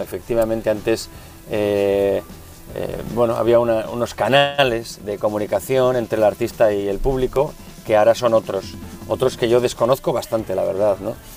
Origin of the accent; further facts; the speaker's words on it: San Sebastián, Basque Country, Spain; also born or lived in Caracas, Venezuela; toda mi familia es donostierra